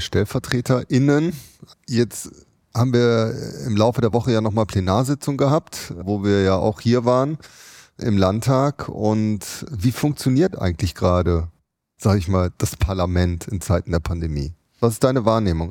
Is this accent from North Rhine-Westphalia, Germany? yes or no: yes; Düsseldorf, North Rhine-Westphalia, Germany; in meiner Heimatstadt Düsseldorf